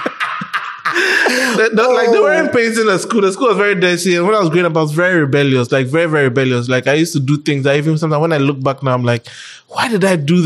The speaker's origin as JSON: {"language": "English", "town": "Accra", "region": "Greater Accra", "country": "Ghana", "tie": "born or raised there", "also_born_or_lived": "Spintex, Accra", "said": "I grew up in Jolu. I was born in Jolu, basically"}